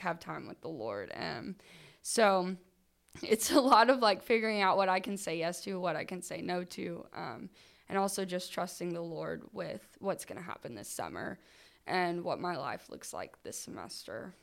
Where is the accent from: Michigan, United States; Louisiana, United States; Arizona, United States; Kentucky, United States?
Kentucky, United States; moved away as an adult; now in Knoxville, United States; I am originally from Kentucky